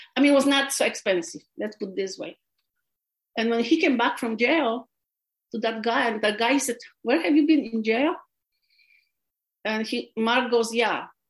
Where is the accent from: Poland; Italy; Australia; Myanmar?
Poland; English is a second language; moved away as an adult; also born or lived in California, United States / Los Angeles County, United States; now in United States; I was born, I was raised in Poland.